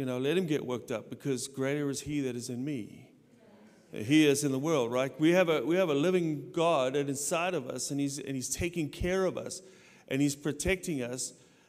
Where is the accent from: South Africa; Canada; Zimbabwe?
South Africa; moved away; I grew up in South Africa, I got saved, radically saved in South Africa